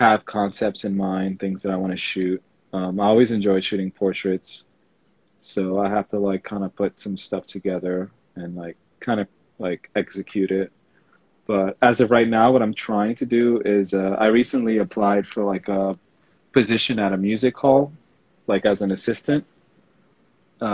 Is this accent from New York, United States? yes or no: yes; New York City, New York, United States; I'm from Lower Manhattan in New York City